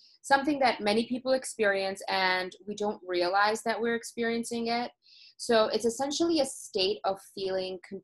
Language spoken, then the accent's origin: English; Toronto, Ontario, Canada; I'm originally from Toronto